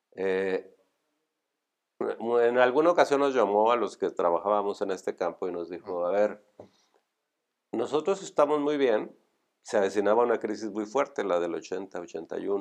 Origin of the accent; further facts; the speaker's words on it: Monterrey, Nuevo León, Mexico; Como buen regio, pues yo estudié en el TEC, me recibí